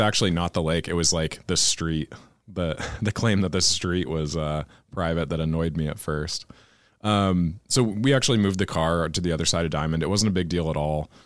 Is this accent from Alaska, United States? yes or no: yes; Anchorage, Alaska, United States; growing up in Anchorage